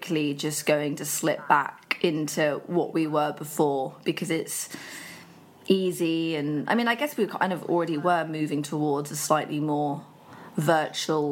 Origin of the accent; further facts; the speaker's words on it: Buckinghamshire, South East England, United Kingdom; also born or lived in Birmingham / High Wycombe / Marlow; So I lived in Birmingham until I was about 6, and then my dad and I moved to Buckinghamshire. We've dotted around Buckinghamshire. I went to school in High Wycombe.